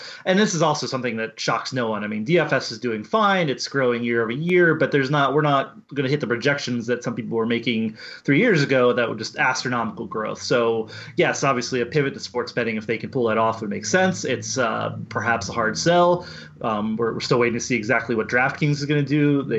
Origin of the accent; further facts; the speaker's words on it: Pennsylvania, United States; I didn't grow up on tracks, but I'm from Pennsylvania